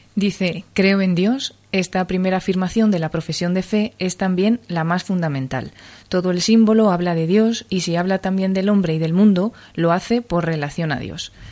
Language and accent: Spanish; Cuenca, Castilla-La Mancha, Spain; moved away as an adult; now in Madrid, Spain; soy de Cuenca, así que he pertenecido mucho tiempo al grupo de acción católica de, Cuenca. Luego ya me vine a estudiar aquí a Madrid